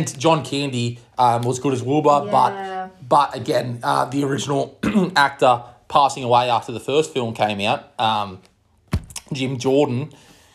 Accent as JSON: {"language": "English", "country": "Australia", "said": "we're both from Australia"}